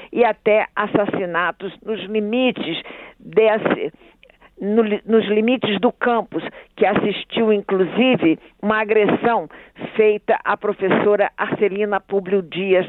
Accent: Rio de Janeiro, Brazil; moved away as an adult; also born or lived in Amazon; now in Brasília, Brazil; eu sou carioca da gema

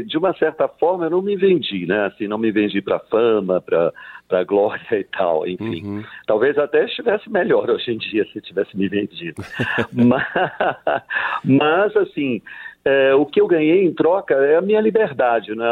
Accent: Leticia, Amazonas, Colombia; moved away; also born or lived in São Luís, Brazil; reza a lenda que eu nasci em Letícia, mas fui registrado no Brasil, né, em São Luís

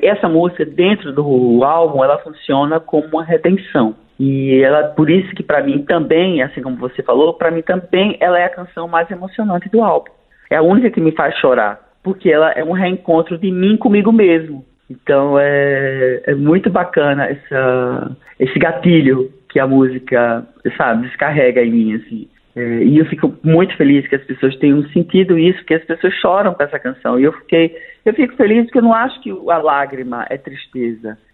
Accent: Pernambuco, Brazil; moved away as an adult; also born or lived in United States; now in Rio de Janeiro, Brazil; eu sou, eu sou pernambucano, moro no Rio há 25 anos

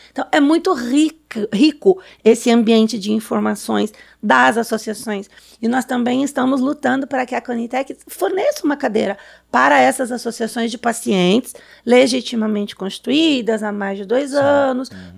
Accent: São Paulo, Brazil; sou de São Paulo.

